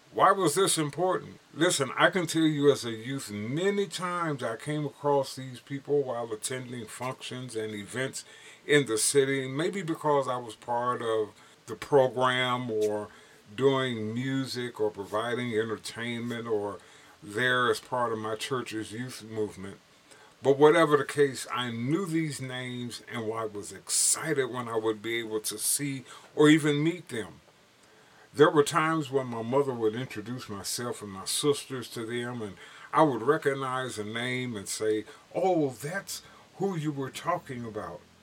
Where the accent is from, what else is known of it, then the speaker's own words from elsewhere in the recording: Gary, Indiana, United States; Growing up in Gary, Indiana